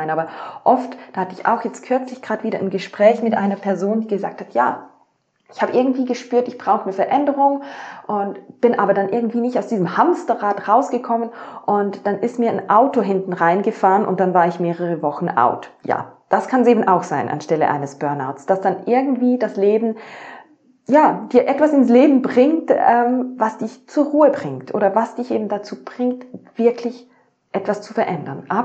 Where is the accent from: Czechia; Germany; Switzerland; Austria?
Switzerland; Klar, ich habe das Privileg, ich bin in der Schweiz aufgewachsen ähm, und jetzt nicht in einem Entwicklungsland